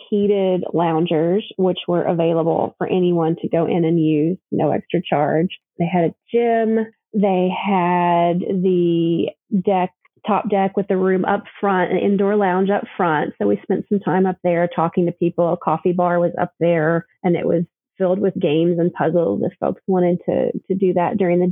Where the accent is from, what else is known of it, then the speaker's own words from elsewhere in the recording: Kentucky, United States; A little girl growing up in Kentucky